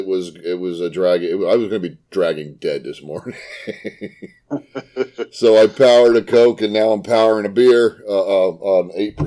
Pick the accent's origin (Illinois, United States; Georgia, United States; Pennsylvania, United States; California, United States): Pennsylvania, United States; Reading; We're actually from Reading, Pennsylvania, the three of us. Well, in this general vicinity, okay. Probably what, like an hour and 15 minutes outside of Philadelphia, west of Philadelphia.